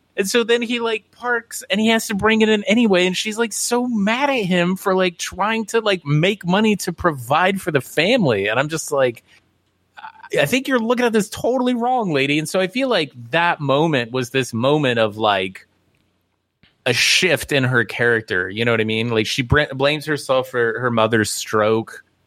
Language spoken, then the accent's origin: English; Midwest, United States; I grew up in the Midwest